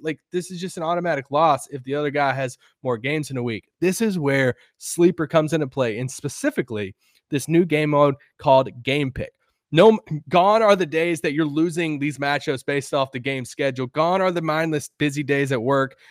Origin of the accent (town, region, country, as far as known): United States